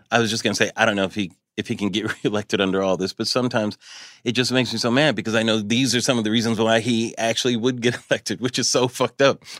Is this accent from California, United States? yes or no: yes; Pomona, California, United States; I grew up in Pomona, California here, but my parents are from Chicago